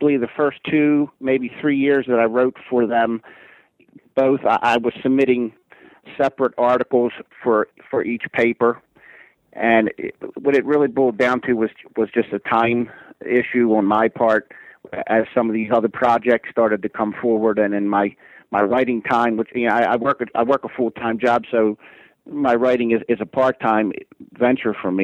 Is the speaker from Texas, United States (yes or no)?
no; Bel Air, Maryland, United States; Air, Maryland, which is actually my hometown